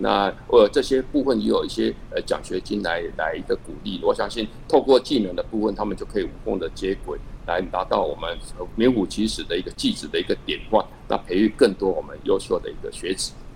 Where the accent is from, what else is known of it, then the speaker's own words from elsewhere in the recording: Chiayi, Taiwan; also born or lived in Hsinchu; 那实际上我是嘉义人，呃嗯。，我一直在嘉义生长，那其实像我，像我学校是垂杨国小啦，大业国中嗯，一直到是嘉义高中